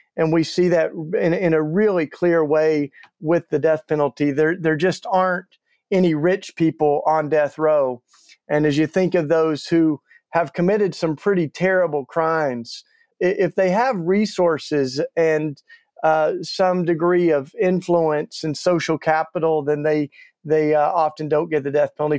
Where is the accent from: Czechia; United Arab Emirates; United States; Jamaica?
United States; East Tennessee; moved away as an adult; now in Philadelphia, United States; I grew up in the Bible Belt down in East Tennessee.